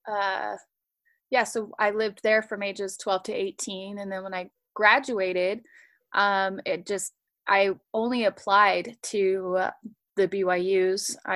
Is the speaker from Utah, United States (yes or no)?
yes; Utah, United States; also born or lived in Washington; So I grew up in the church. I was born in Washington, and then we moved to Utah, all over Utah.